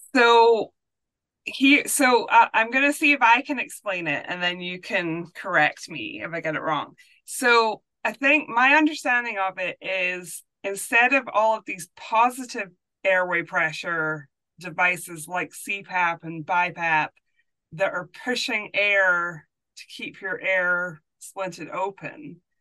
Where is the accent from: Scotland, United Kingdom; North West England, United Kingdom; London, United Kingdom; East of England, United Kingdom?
Scotland, United Kingdom; moved away; I grew up in Scotland